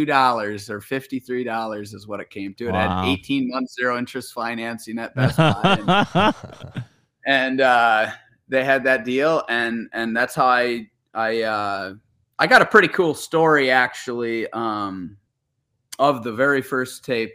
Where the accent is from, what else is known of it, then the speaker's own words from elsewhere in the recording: Wisconsin, United States; I was, yes.